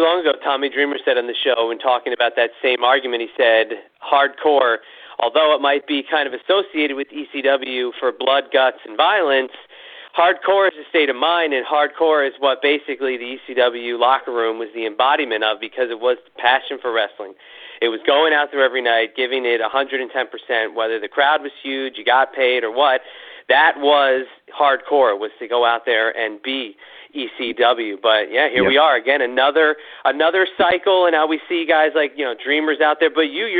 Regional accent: New Jersey, United States; moved away; growing up in the Northeast and New Jersey

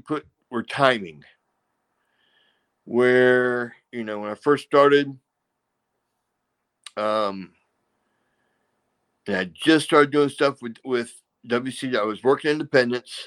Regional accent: Savannah, Georgia, United States; also born or lived in Atlanta, Georgia; I grew up in Savannah, Georgia

